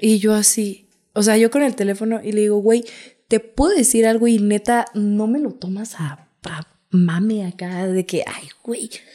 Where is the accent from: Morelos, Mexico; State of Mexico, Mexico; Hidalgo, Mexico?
Hidalgo, Mexico; Santa María Xochoteco; Mi pueblito es muy bello.